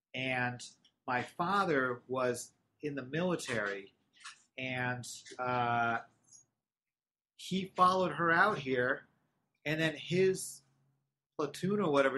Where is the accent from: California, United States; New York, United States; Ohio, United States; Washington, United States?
California, United States; Irvine; also born or lived in Los Angeles; And within a year or so, moved to Orange County, and I grew up in Irvine.